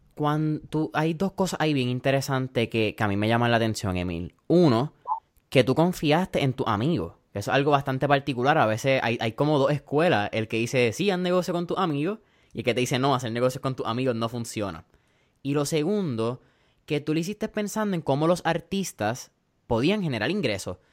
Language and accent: Spanish; Puerto Rico